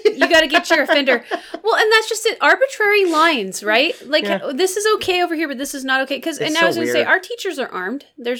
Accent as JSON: {"language": "English", "country": "United States", "said": "I'm an American"}